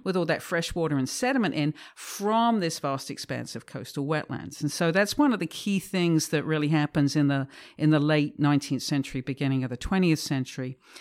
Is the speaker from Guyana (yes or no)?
no; England, United Kingdom; moved away as an adult; I'm from England originally. I was brought up in a, in a kind of industrial manufacturing town just north of London